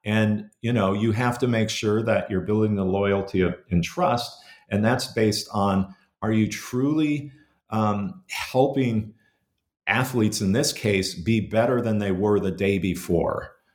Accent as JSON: {"language": "English", "region": "Minnesota", "country": "United States", "tie": "born or raised there", "said": "growing up, uh, in, in Minnesota in the seventies and, and eighties"}